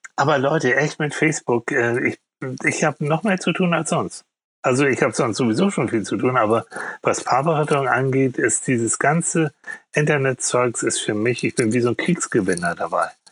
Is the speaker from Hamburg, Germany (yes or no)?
yes; Hamburg, Germany; also born or lived in Schleswig; ich komme aus Hamburg.